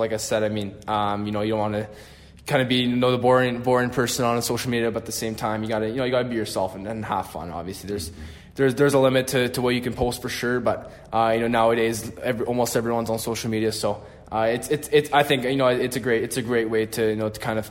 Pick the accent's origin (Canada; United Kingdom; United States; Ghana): Canada; obviously I'm from Canada, so a lot of guys have been playing basketball recently